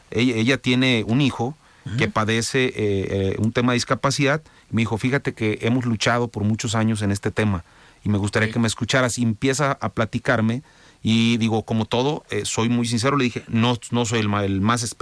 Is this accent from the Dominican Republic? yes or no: no; Mexico; Todos somos mexicanos